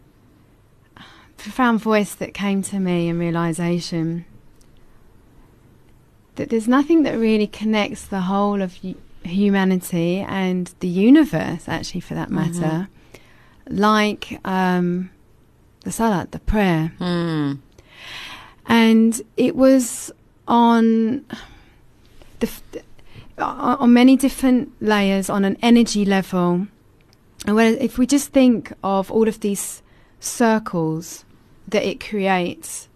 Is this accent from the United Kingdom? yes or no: yes; England, United Kingdom; moved away as an adult; now in South Africa; where I actually took my shahada was in England